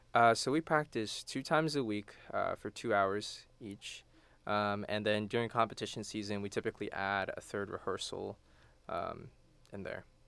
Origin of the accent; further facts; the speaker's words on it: Houston, Texas, United States; moved away as an adult; now in College Station, United States; I'm from Houston.